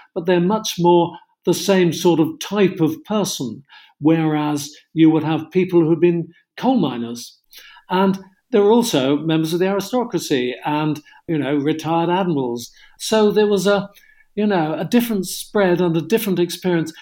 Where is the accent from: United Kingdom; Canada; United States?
United Kingdom; Cornwall, South West England; I come from Cornwall